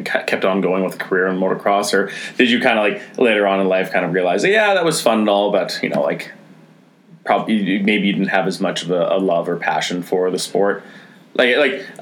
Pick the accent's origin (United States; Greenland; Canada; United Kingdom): Canada; Grimshaw, Alberta; I'm from fucking Grimshaw, Alberta.